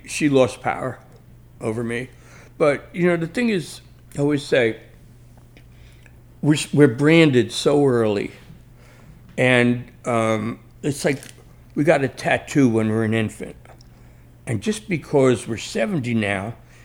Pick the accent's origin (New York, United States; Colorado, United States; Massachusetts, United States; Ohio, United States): New York, United States; New York City; I grew up in the Bronx, so that's my petri dish as a writer.